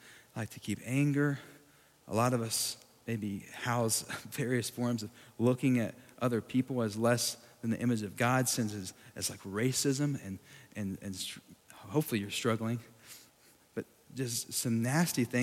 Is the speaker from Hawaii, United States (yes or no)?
no; Sweetwater, Texas, United States; my hometown in Sweetwater, Texas